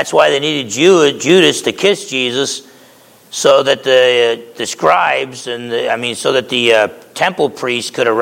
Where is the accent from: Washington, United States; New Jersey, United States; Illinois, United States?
New Jersey, United States; moved away; back in Jersey, if they called you Tiny, you weren't Tiny